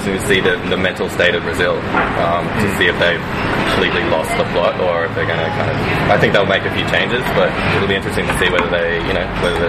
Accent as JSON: {"language": "English", "country": "Australia", "also_born_or_lived": "Argentina", "said": "I'm Australian"}